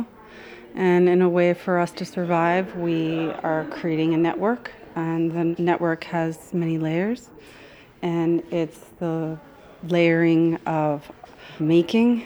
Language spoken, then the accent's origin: English; Miami, Florida, United States; I grew up in Miami, from here, I was born here